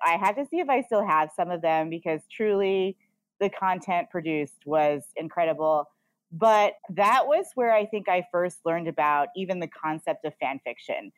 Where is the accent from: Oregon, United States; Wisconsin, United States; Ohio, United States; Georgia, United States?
Oregon, United States; I grew up in Oregon